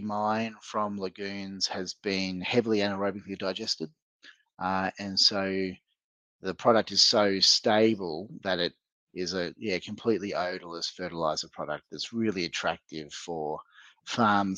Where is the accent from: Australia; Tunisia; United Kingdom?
Australia; Northern Territory; moved away as an adult; now in United States; I grew up in the Northern Territory of Australia